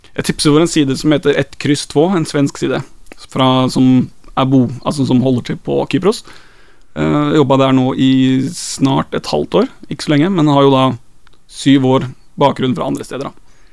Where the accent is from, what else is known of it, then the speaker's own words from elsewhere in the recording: Skien, Telemark, Norway; now in Kristiansand, Norway; Jeg er jo fra Skien